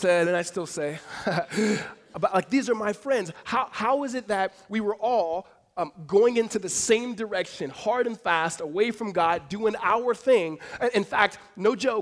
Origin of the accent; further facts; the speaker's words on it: California, United States; moved away; also born or lived in Arizona; we grew up together back in California